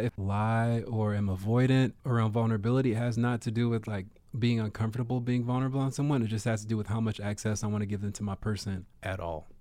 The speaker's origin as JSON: {"language": "English", "town": "Baltimore", "region": "Maryland", "country": "United States", "tie": "born or raised there", "said": "when I was growing up in Baltimore in the nineties and, like, early two thousands"}